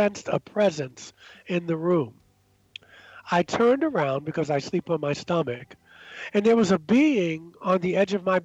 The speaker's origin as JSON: {"language": "English", "town": "Baltimore", "region": "Maryland", "country": "United States", "tie": "born or raised there", "also_born_or_lived": "New York City", "moved": "as an adult", "lives_now": "Asheville, United States", "said": "growing up in Baltimore"}